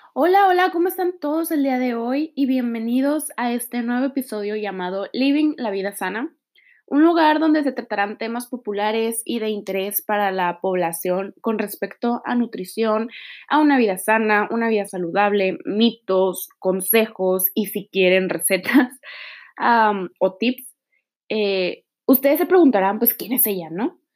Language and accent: Spanish; Mexico; also born or lived in Tijuana; Soy mexicana, actualmente vivo en Tijuana